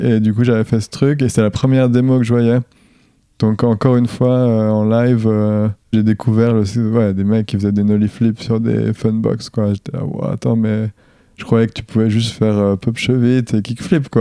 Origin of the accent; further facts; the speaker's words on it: Tavaux, Bourgogne-Franche-Comté, France; je viens du Jura. Je viens de Dole plus précisément, enfin même Tavo encore plus précisément, qui est une petite ville de 5000 habitants